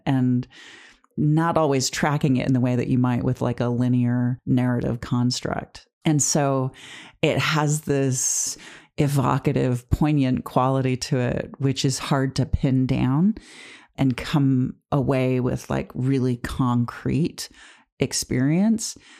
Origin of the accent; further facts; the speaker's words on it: Detroit, Michigan, United States; my family growing up in Detroit in the suburbs